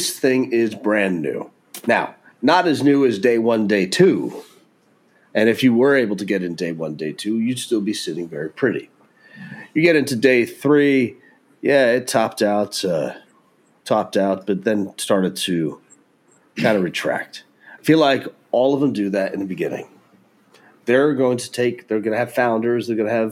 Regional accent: Texas, United States; being the Texan that I am

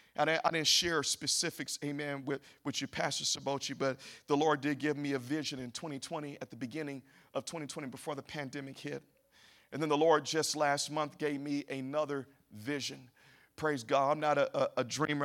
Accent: Memphis, Tennessee, United States; now in Kansas City, United States; I do come from Memphis

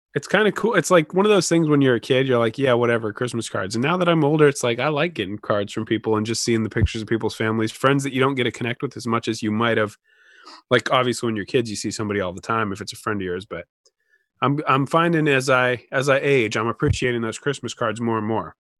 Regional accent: Oregon, United States; now in Washington, United States; being from Oregon

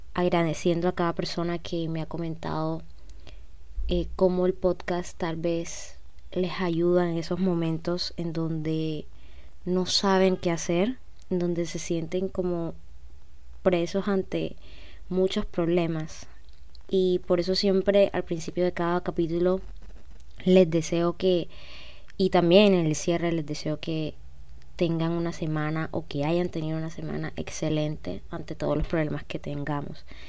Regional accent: Cartagena, Bolívar, Colombia; soy de Colombia, como ya, ven en el título, tengo 20, nací en el 2002, eh, precisamente en septiembre 14, y nací en una ciudad que se llama Cartagena

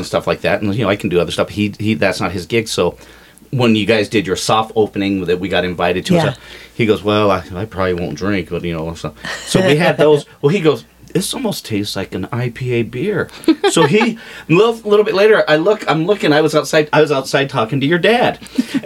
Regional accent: Colorado, United States; also born or lived in Westminster, Colorado; I grew up down here, but I ended up going to Westminster High School

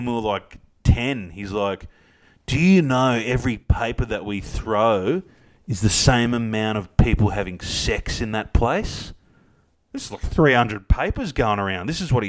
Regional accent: Melbourne, Victoria, Australia; Us five best mates growing up in Oakley.

